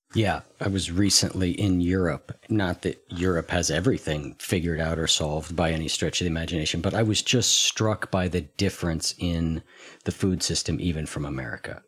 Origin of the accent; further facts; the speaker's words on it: United States; as an American